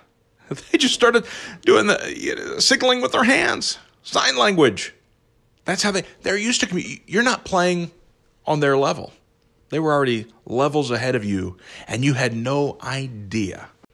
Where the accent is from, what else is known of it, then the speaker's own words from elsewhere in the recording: Belpre, Ohio, United States; I grew up, you know, as you know, in southeastern Ohio, I grew up in Belpre